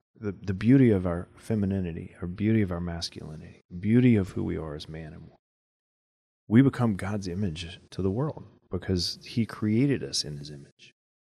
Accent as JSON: {"language": "English", "region": "Louisiana", "country": "United States", "tie": "born or raised there", "said": "I mean, you know, I grew up in Louisiana."}